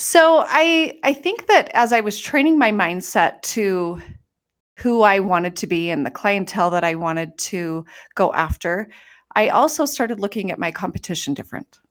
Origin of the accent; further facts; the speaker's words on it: Utah, United States; moved away as an adult; I was gonna come home and live in the house that I grew up